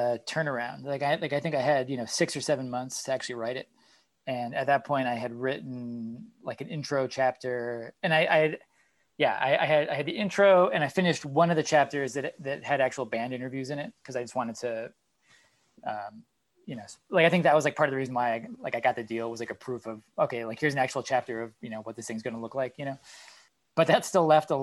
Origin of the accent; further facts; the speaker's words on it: New England, United States; I'm from New England